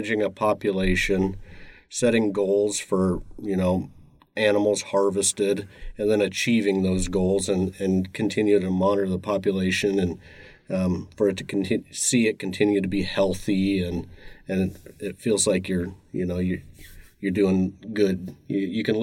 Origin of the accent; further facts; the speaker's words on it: Eagle River, Alaska, United States; also born or lived in Fairbanks, Alaska; I grew up in Eagle River, Alaska, just outside of Anchorage.